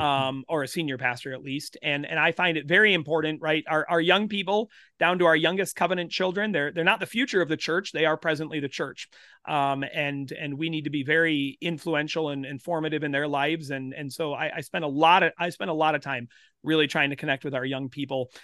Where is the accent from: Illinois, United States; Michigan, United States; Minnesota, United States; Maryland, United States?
Minnesota, United States; South Central; now in Winchester, Kansas, United States; I grew up in South Central Minnesota. Grew up in a rural, uh, community